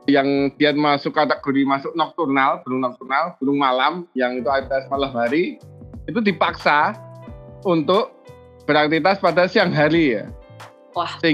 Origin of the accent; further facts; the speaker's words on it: Yogyakarta, Special Region of Yogyakarta, Indonesia; Saya asli Yogyakarta.